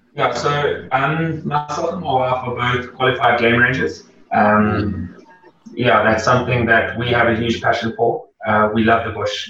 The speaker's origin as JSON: {"language": "English", "region": "Gauteng", "country": "South Africa", "tie": "born or raised there", "moved": "as an adult", "lives_now": "Durban, South Africa", "said": "I grew up in Gauteng"}